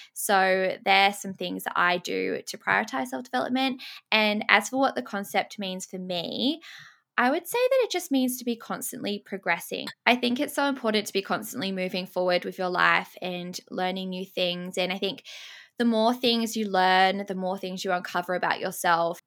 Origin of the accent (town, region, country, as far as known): Sydney, New South Wales, Australia; born or raised there; also born or lived in England